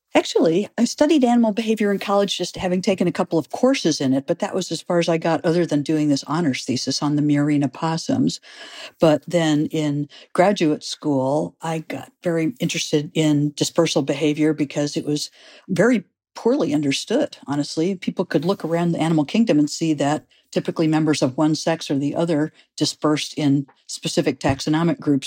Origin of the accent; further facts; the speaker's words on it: St. Louis, Missouri, United States; moved away; I grew up in Saint Louis, Missouri